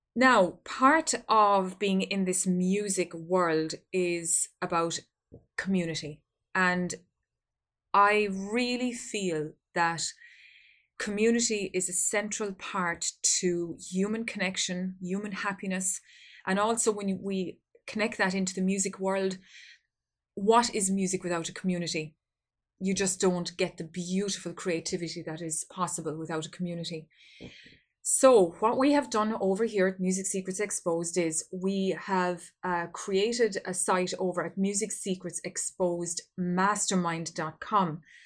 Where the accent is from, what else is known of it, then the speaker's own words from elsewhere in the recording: Ireland; here in my home country of Ireland.